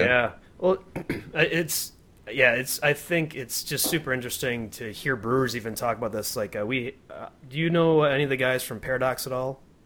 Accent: Grand Rapids, Michigan, United States; also born or lived in Kalamazoo, Michigan; now in Colorado, United States; I'm originally from Grand Rapids

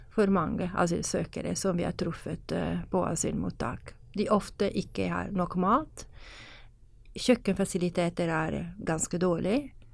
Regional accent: Italy; Norwegian is a second language; now in Norway; jeg kommer fra Italia

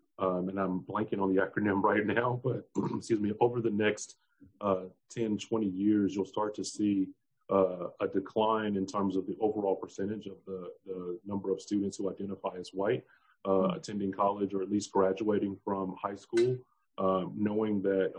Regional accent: Midwest, United States; growing up in the Midwest and eventually making my way Southwest to now being Southeast.

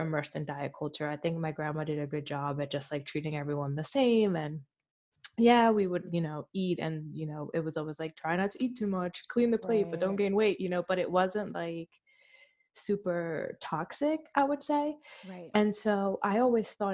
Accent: Philadelphia, Pennsylvania, United States; I grew up in Philly, so I grew up in a very

